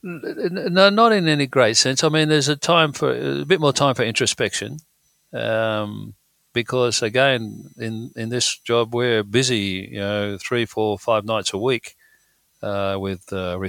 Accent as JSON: {"language": "English", "town": "Wollongong", "region": "New South Wales", "country": "Australia", "tie": "born or raised there", "said": "we grew up in the Illawarra, Wollongong way"}